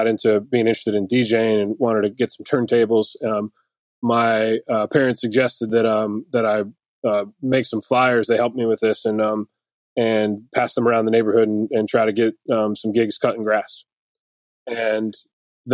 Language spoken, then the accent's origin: English; Detroit, Michigan, United States; now in Nashville, United States; I grew up in Detroit